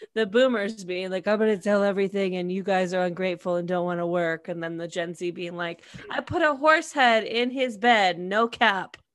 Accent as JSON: {"language": "English", "country": "United States", "said": "I'm American"}